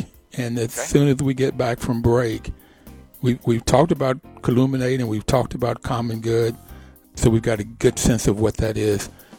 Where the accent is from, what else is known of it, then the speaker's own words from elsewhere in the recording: Bluefield, West Virginia, United States; I grew up in Bluefield, West Virginia.